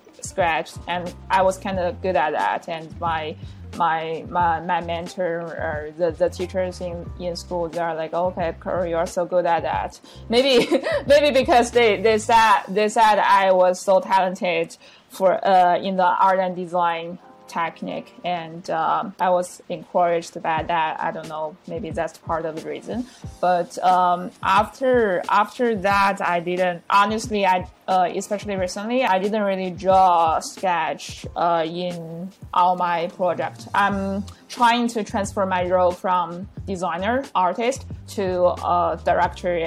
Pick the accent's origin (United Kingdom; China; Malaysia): China; Hebei; English is a second language; also born or lived in United States; I was born and raised in Hebei, like a very small province city in Beijing, near Beijing, and born and raised in a very normal family